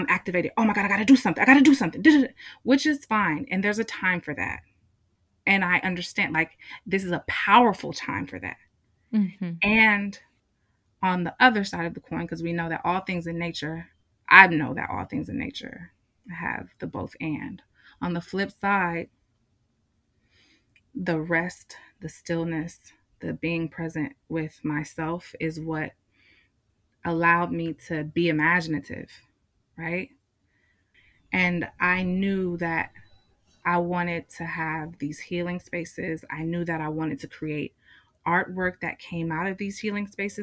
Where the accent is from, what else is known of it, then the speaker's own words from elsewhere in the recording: Richmond, California, United States; I grew up in Richmond. I'm from Richmond.